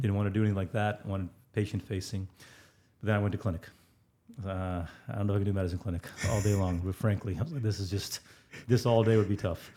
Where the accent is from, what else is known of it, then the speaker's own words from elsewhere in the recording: India; I'm Indian